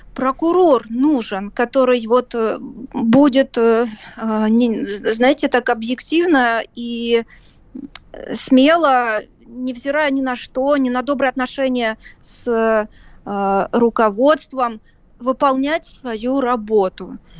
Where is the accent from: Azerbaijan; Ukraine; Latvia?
Ukraine; Я действительно украинка, и в паспорте так написано.